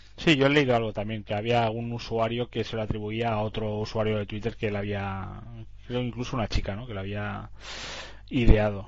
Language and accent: Spanish; Catalonia, Spain; como catalanes que somos